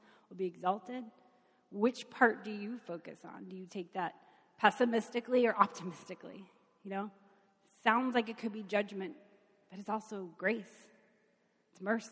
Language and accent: English; Kentucky, United States; I'm from Kentucky.